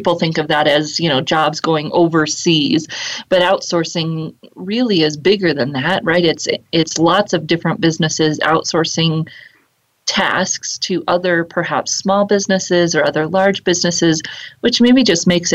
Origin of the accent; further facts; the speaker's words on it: Fort Collins, Colorado, United States; here in my hometown of Fort Collins, Colorado, where I'm coming to you from